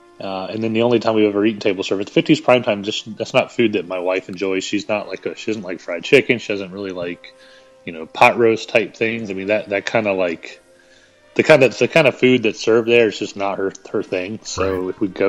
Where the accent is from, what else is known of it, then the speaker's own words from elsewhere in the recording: the South, United States; I am from the South, so I can dig some fried chicken